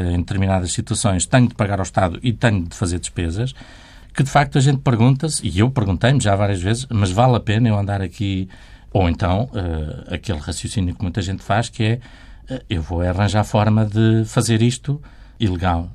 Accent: Portugal; Como nasci em Portugal, fui educado na tradição católica

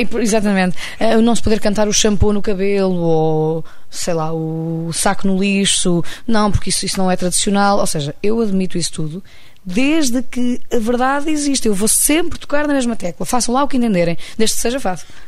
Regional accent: Lisbon, Portugal; Eu sou alfacinha de gema o mais possível. Eu, cidade de Lisboa é a grande paixão da minha vida

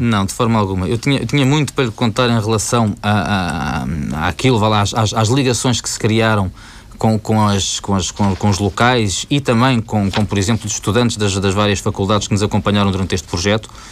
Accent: Portugal; moved away; sendo o meu país de origem

